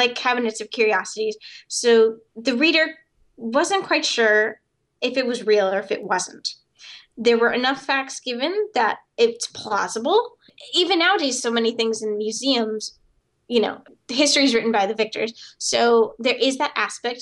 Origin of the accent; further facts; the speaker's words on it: South Dakota, United States; when I grew up in South Dakota, a big jackalope country